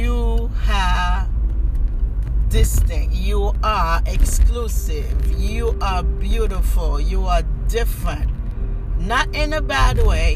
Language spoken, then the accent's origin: English; Haiti; moved away; I am from Haiti